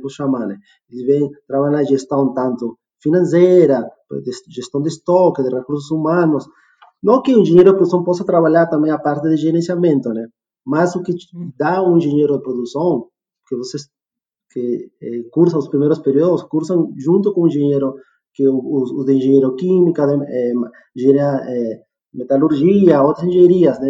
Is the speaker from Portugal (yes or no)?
no; Peru; also born or lived in Rio de Janeiro / Porto Alegre; now in Jandaia do Sul, Brazil; Sou peruano de nascimento também